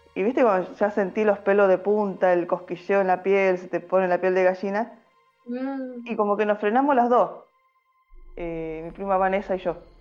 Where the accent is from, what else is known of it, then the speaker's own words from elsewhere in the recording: Salta, Argentina; now in Buenos Aires Province, Argentina; soy salteña, ya varios mm. años dando vuelta por Argentina. Eh, actualmente vivo en un pueblo en el interior de Buenos Aires